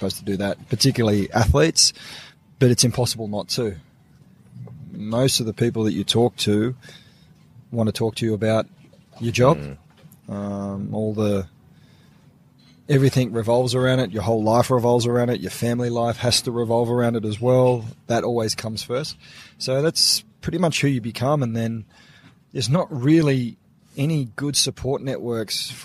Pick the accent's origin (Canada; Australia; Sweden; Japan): Australia; Sydney, New South Wales; little half-Filipino kid growing up at Maroubra Beach